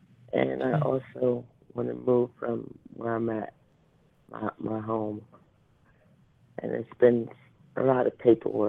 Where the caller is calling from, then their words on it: New Jersey, United States; from New Jersey.